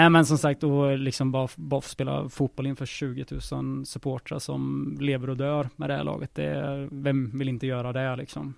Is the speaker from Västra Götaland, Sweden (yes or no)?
yes; Lidköping, Västra Götaland, Sweden; moved away; som vi säger hemma i Lisch.